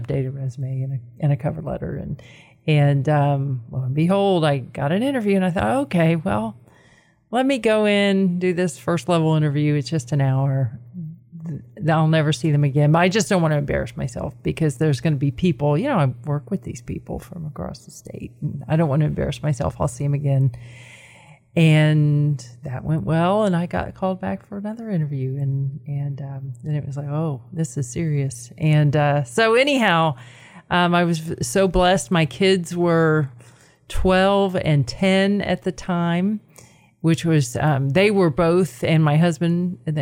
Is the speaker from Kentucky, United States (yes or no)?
no; Florida, United States; moved away as an adult; also born or lived in Knoxville, Tennessee / upstate New York; now in Chattanooga, United States; I'm from Florida originally, which is where I started my career and did all of my education is in Central Florida